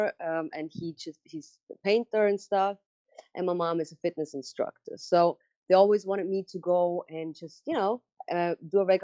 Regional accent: Switzerland; English is a second language; moved away as an adult; also born or lived in New York; I grew up in Switzerland

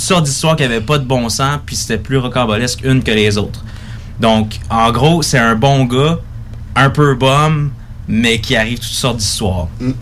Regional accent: Newport, Quebec, Canada; nous, on est natifs de la Gaspésie, euh, okay. Newport plus précisément

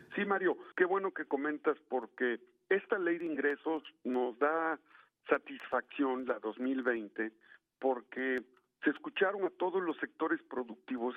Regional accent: Puebla, Mexico; yo soy poblano, senador por Puebla

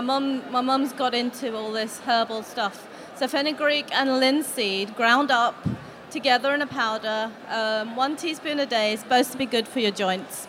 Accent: United Kingdom; I was born and brought up here

